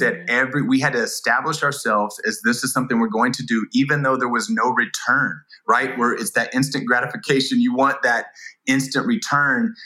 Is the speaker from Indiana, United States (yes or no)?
yes; Indiana, United States; move from California to Indiana, my hometown